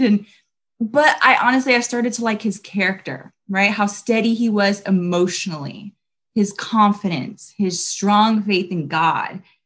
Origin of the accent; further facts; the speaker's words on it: Long Beach, California, United States; also born or lived in Los Angeles, California; now in Huntington Beach, United States; I grew up in Long Beach